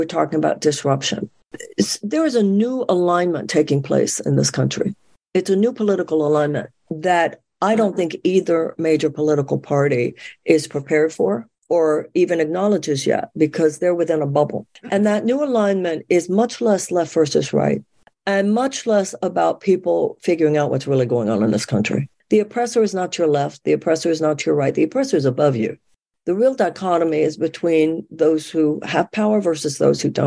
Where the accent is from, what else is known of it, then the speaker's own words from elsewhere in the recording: United States; I'm an American woman